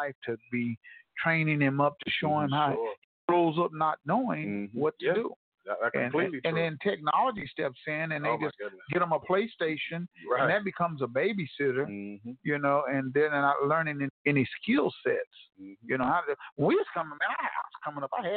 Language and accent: English; Tulsa, Oklahoma, United States; over here in North Tulsa, which we came up